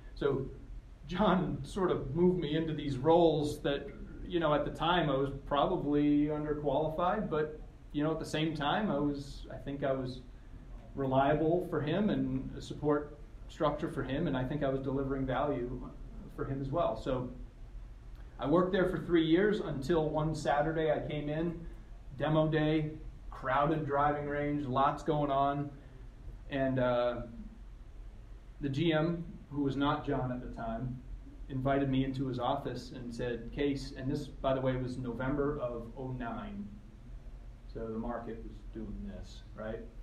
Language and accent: English; southern Maine, United States; I grew up in southern Maine